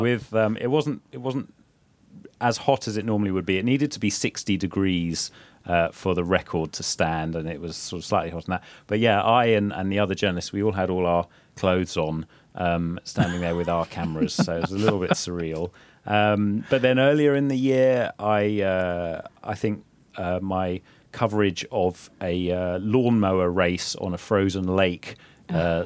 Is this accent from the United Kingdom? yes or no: yes; England, United Kingdom; now in Finland; my home country England